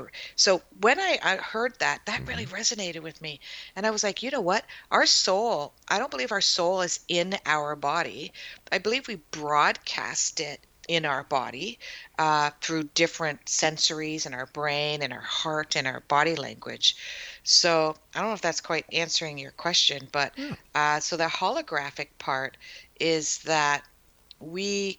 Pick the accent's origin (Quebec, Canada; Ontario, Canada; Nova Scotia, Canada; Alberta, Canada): Ontario, Canada; Windsor; also born or lived in Toronto; now in Guelph, Canada; You know, I'm a city girl. I came from Windsor and then Toronto.